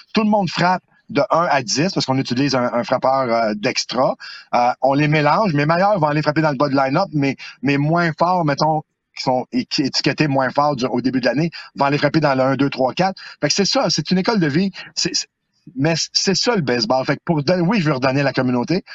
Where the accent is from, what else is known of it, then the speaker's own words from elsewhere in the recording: Montreal, Quebec, Canada; moved away as an adult; also born or lived in Outaouais; now in Gatineau, Canada; Ça fait 24 années que je suis dans la région de l'Outaouais. C'est, c'est ma ville. c'est même si je viens de Montréal, c'est ici que je me suis établi